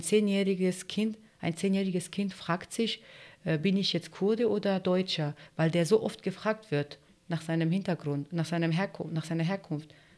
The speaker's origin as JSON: {"language": "German", "country": "Turkey", "tie": "born or raised there", "also_born_or_lived": "Greece", "second_language": "German", "moved": "yes", "lives_now": "Germany", "said": "Also ich bin Kurdin und äh, ich bin in der, in der, Türkei geboren"}